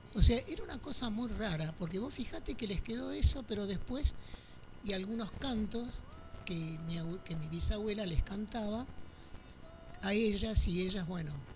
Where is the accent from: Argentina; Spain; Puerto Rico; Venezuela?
Argentina; yo soy sexta generación de afros argentinos